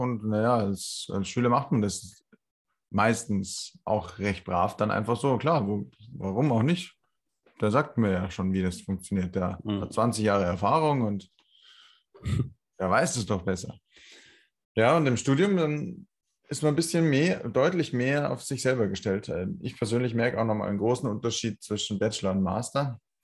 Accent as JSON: {"language": "German", "town": "Landshut", "region": "Bavaria", "country": "Germany", "tie": "born or raised there", "said": "in meiner Heimatstadt, in Landshut"}